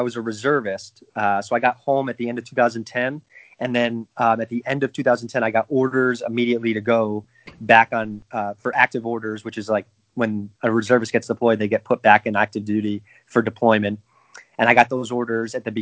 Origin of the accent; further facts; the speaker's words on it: Wallingford, Connecticut, United States; I grew up in a small suburban town called Wallingford in Connecticut, central Connecticut.